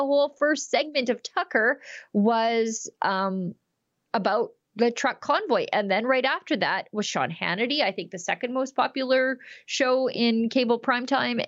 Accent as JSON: {"language": "English", "town": "Fort Saskatchewan", "region": "Alberta", "country": "Canada", "tie": "born or raised there", "said": "my hometown is Fort Saskatchewan"}